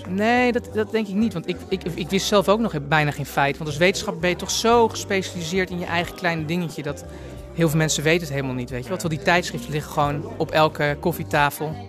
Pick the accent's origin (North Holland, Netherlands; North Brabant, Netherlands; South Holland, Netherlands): North Holland, Netherlands; Amsterdam; kom ik uit Amsterdam